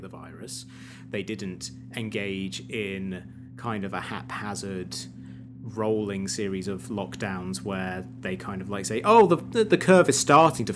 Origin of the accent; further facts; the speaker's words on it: United States; I speak as an American.